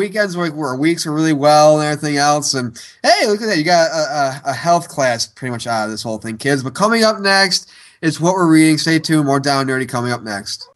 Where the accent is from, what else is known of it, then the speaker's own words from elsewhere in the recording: Syracuse, New York, United States; moved away; my hometown of Syracuse